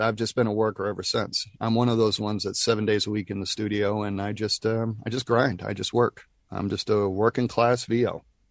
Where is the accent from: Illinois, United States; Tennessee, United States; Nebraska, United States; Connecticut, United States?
Tennessee, United States; Nashville; We're both from Nashville